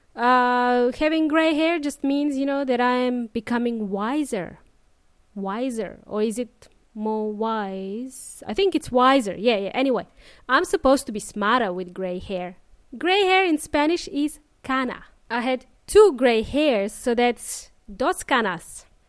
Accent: Melbourne, Victoria, Australia; moved away as an adult; now in Adelaide, Australia; I spent the majority of my life in Melbourne, and now I moved to Adelaide.

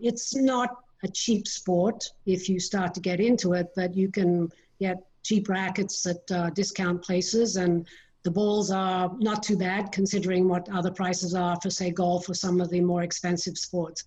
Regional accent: Sydney, New South Wales, Australia; moved away; also born or lived in Detroit, Michigan; I'm from Sydney, Australia, and we lived with my grandparents for a while

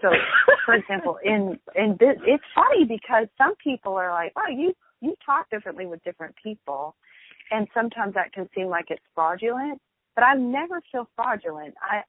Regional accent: the South, United States; accent: Southern; I definitely try to curtail my Southern accent, not because I'm ashamed of it, but because particularly in business, I need to be taken seriously.

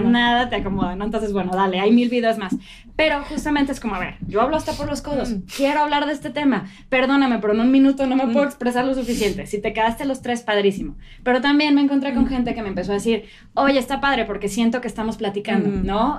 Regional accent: Querétaro, Mexico; Querétana soy

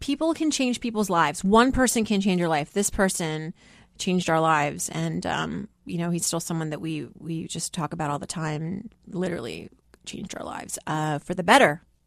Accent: Worcester, Massachusetts, United States; English is a second language; moved away; also born or lived in Philadelphia; growing up in Worcester, Massachusetts, you know, most people were Irish Catholic.

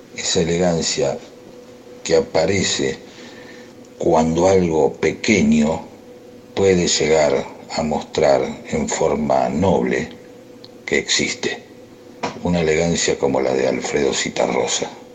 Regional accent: Gerli, Buenos Aires Province, Argentina; moved away; Yo quiero a Herley porque me crié en Herley

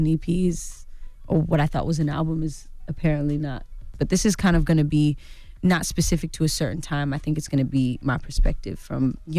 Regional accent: California, United States; Well, I'm from the Bay Area.

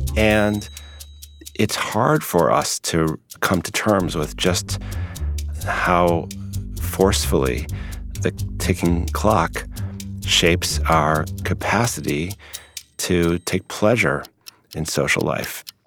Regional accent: Chicago, Illinois, United States; I grew up in Chicago

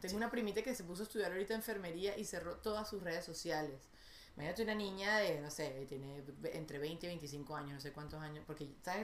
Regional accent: Caracas, Capital District, Venezuela; moved away; yo crecí en Venezuela

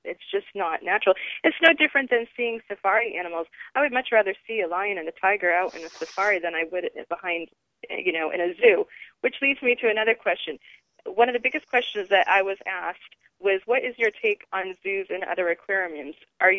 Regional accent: New England, United States; I'm from New England, so I have done whale watching on several occasions.

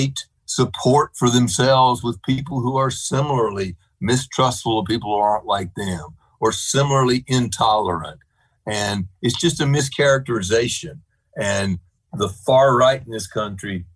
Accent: North Carolina, United States; I grew up in North Carolina

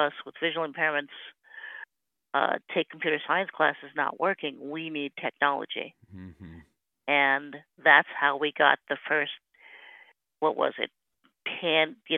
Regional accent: Simi Valley, California, United States; moved away as an adult; also born or lived in Berkeley; I came from a small town as well, down in Southern California, Simi Valley.

